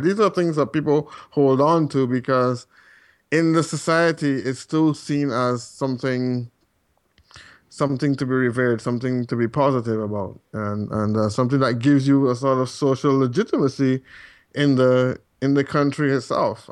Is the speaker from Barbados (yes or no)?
yes; Barbados; moved away as an adult; now in Calgary, Canada; I am from Barbados originally, and still have quite a few contacts there